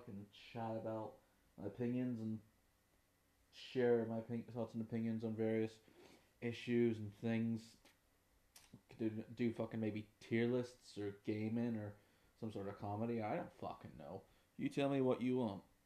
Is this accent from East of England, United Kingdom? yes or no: no; Derry, Northern Ireland, United Kingdom; I'm from Derry in the north of Ireland